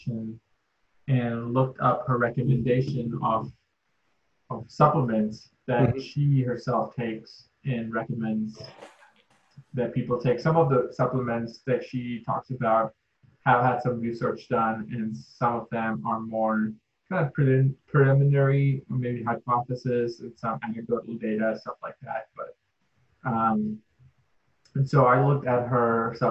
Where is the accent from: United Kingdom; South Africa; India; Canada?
India; moved away; I'm from India, I have darker skin.